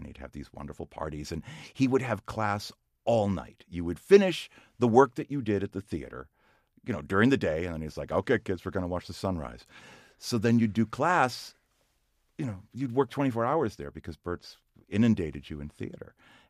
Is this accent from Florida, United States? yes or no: yes; Palm Beach, Florida, United States; Palm Beach, Florida.